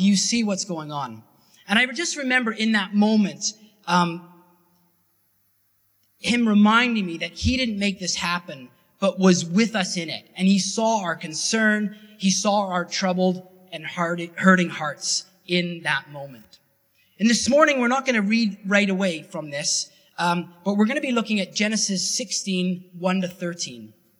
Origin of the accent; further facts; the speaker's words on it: Canada; Because it was different terminology than what I was used to from Canada.